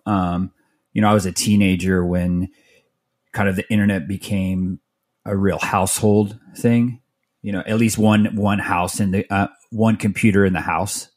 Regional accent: Mesa, Arizona, United States; also born or lived in Tempe, Arizona / Phoenix, Arizona; I grew up in Mesa, which is like a suburb of, of Phoenix

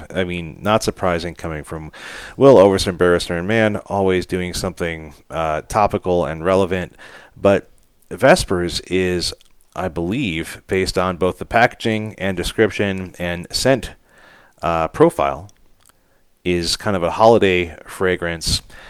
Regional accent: Cleveland, Ohio, United States; He's a year and a half younger than me, mm-hmm. and we grew up in Cleveland, of course.

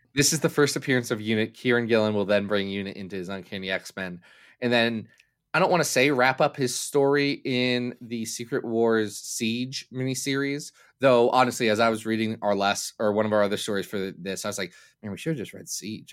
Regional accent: United States; I'm American

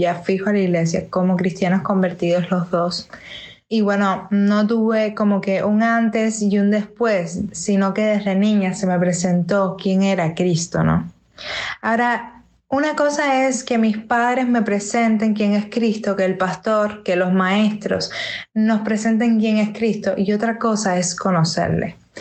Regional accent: Havana, Cuba; Soy cantautora de La Habana, Cuba.

